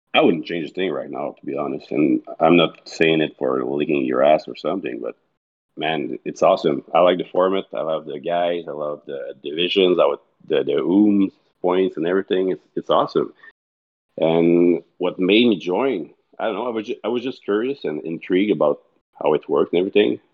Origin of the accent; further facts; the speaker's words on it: Montreal, Quebec, Canada; also born or lived in Mont-Saint-Hilaire, Canada / Candiac, Canada; I grew up, uh, in Montreal, in the eastern part of it, until about four years ago I was there.